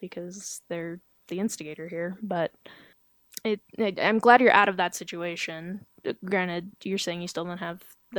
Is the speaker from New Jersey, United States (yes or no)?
no; Georgia, United States; accent: southern